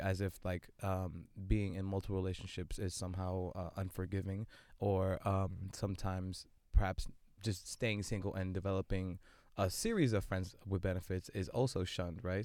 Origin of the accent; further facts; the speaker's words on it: New York City, New York, United States; born and raised in Brooklyn, multidisciplinary artist.